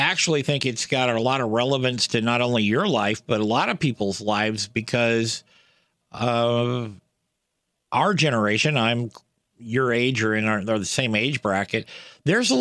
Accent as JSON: {"language": "English", "town": "Portland", "region": "Oregon", "country": "United States", "tie": "born or raised there", "said": "here in my hometown of Portland, Oregon"}